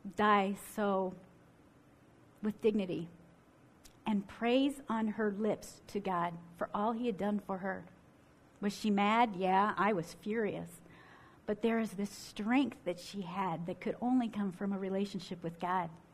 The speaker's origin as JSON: {"language": "English", "region": "Ohio", "country": "United States", "tie": "born or raised there", "moved": "yes", "lives_now": "Michigan, United States", "said": "I grew up in Ohio and now live in Michigan"}